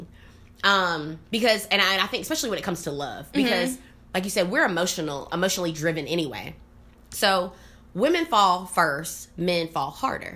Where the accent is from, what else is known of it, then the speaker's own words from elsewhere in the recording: South Carolina, United States; moved away; I am from South Carolina originally